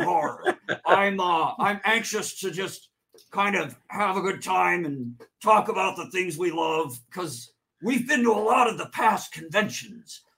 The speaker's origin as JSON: {"language": "English", "town": "Chicago", "region": "Illinois", "country": "United States", "moved": "yes", "lives_now": "California, United States", "said": "I'm originally from Chicagoland"}